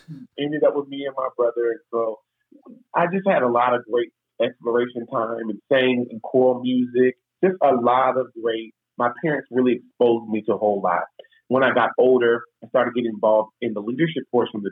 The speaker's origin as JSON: {"language": "English", "town": "Tacoma", "region": "Washington", "country": "United States", "said": "I'm originally from Tacoma, Washington. I grew up in the church"}